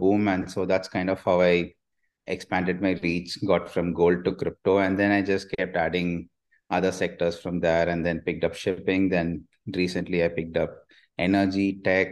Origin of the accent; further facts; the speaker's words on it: India; I'm an Indian